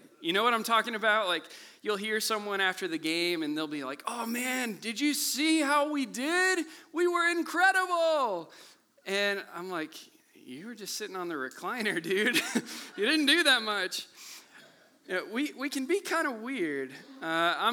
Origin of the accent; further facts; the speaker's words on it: Kansas City, Missouri, United States; I grew up here in Kansas City